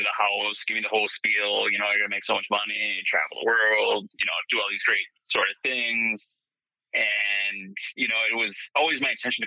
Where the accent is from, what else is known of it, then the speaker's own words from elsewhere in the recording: Tomah, Wisconsin, United States; I grew up in a small town in west central Wisconsin called Toma